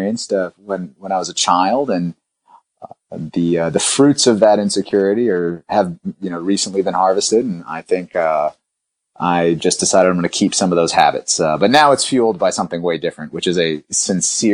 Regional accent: Roanoke, Virginia, United States; also born or lived in India; I was born in India myself. I came to this country and we moved to a rural town in the Blue Ridge Mountains in Roanoke, Virginia

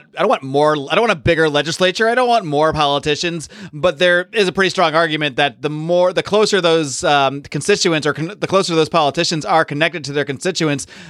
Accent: Northeast, United States; moved away; I grew up in the Northeast.

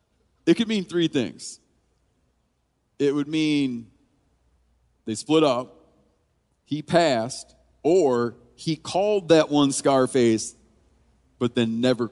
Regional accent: Twin Lake, Michigan, United States; so I grew up in Twin Lake, Michigan, and down the road from us, you had to take, I'm trying to think what road, down Duff Road

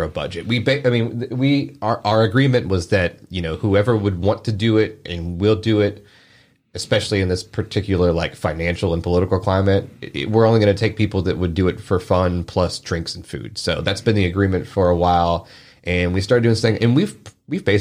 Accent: United States; We grew up in DeSoto County, and... it's bad down there.

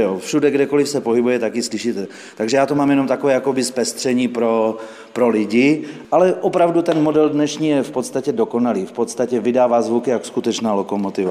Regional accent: Liberec, Liberec Region, Czechia; moved away as an adult; also born or lived in Žďár nad Sázavou; now in Bohumín, Czech Republic; jsem odevšat a odnikud, původem jsem z Liberce, jsem, jsem se přiženil

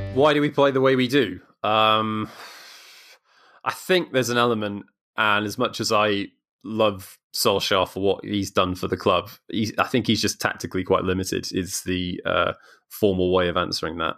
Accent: South Wales, United Kingdom; I'm actually from South Wales

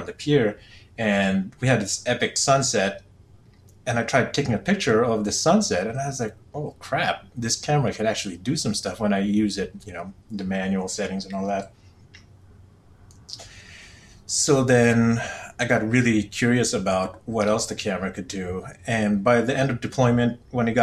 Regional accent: Philippines; moved away as an adult; also born or lived in California / Virginia; now in Southern California, United States; I was born in California, but I grew up in the Philippines

